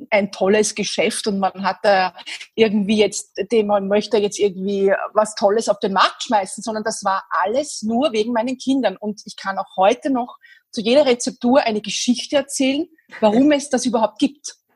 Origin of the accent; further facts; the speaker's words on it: Vienna, Austria; born there; Ich bin in Wien geboren, bin mittlerweile Mitte 40